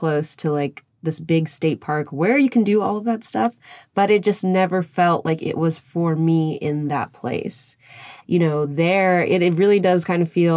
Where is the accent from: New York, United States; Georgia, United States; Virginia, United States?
Virginia, United States; Northern; I grew up in Northern Virginia